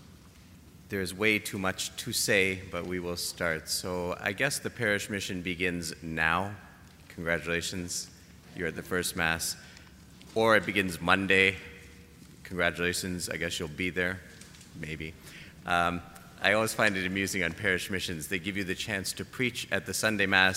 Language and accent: English; Canada; I'm Canadian